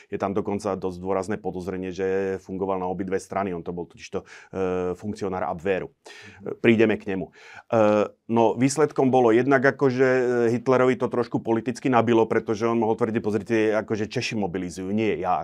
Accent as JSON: {"language": "Slovak", "town": "Nová Baňa", "region": "Banská Bystrica Region", "country": "Slovakia", "tie": "born or raised there", "said": "v mojom rodnom meste v Novej Bani"}